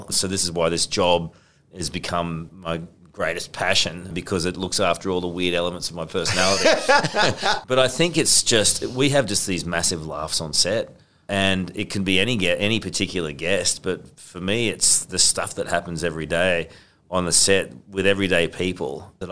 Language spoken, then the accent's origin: English; Sydney, New South Wales, Australia; oh, I got it. I'm from Sydney.